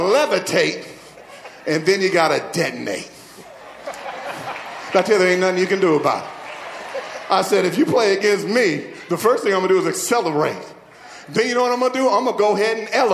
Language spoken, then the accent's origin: English; Midwest, United States; I grew up in the Midwest, and my family, we played sports.